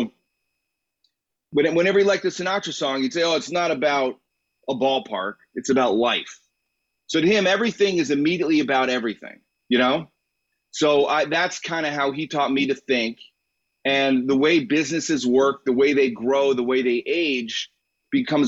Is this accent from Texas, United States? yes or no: no; Illinois, United States; I grew up in Illinois